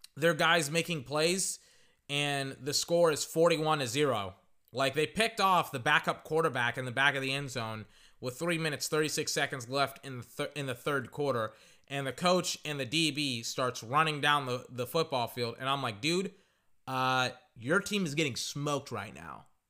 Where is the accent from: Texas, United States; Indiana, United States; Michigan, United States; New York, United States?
Texas, United States; I'm from Texas